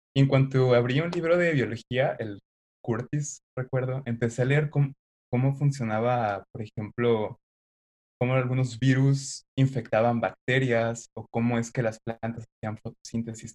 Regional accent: Xalapa, Veracruz, Mexico; moved away; Soy originario de Jalapa, Veracruz

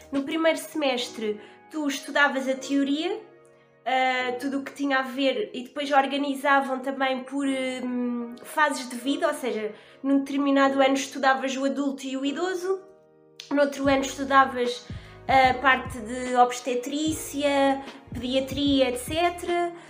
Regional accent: Bombarral, Leiria District, Portugal; also born or lived in Lisbon; sou da zona do Bom Barral, um, mais especificamente de uma aldeia chamada Gambelas, do Conselho do Bom Barral. Fiz a minha fiz a escola toda na, no Bom Barral

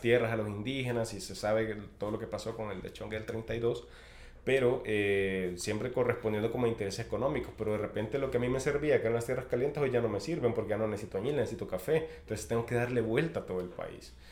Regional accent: Chalatenango, El Salvador; en mi pueblo hay un cerro que se llama Carranchagua

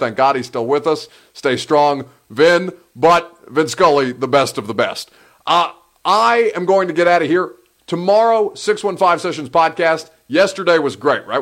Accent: Indiana, United States; moved away; I'm from Indiana

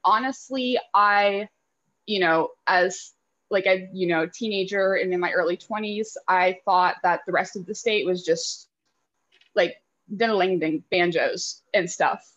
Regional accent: Lexington, Kentucky, United States; I grew up in Lexington, which is like the home of the University of Kentucky

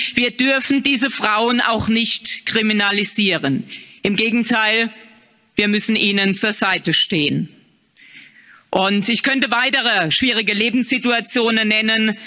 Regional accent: Germany; In meinem Heimatland Deutschland

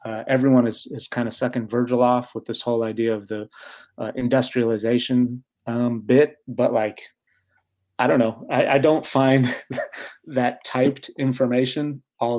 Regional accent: United States; also born or lived in Great Britain

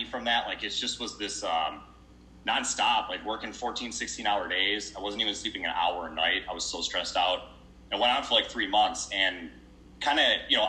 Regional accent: Brighton, Michigan, United States; I'm from Brighton, Michigan, coming to you live

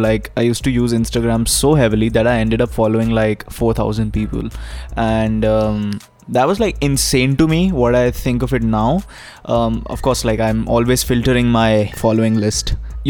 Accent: Punjab, India; even though I don't have an Indian accent, but I look Indian, you can make out that I'm from Punjab.

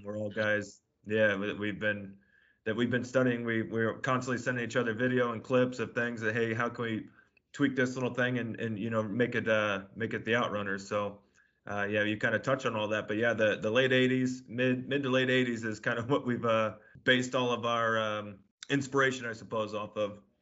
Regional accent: Chicago, Illinois, United States; also born or lived in San Diego area, California; now in Louisville, United States; me being from the Chicago area

